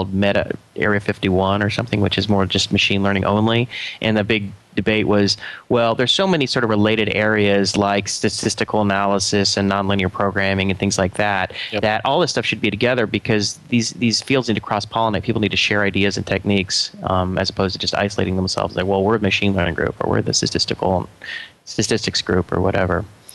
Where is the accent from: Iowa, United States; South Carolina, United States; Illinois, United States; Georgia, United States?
Georgia, United States; Atlanta; moved away as an adult; also born or lived in Chicago; now in Pasadena, United States; I'm actually from Atlanta, so I grew up there